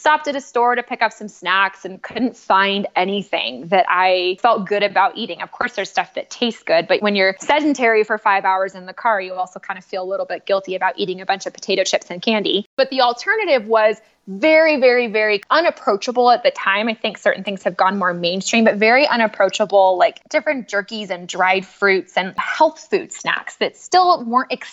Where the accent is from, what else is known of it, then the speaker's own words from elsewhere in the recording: California, United States; I'm from California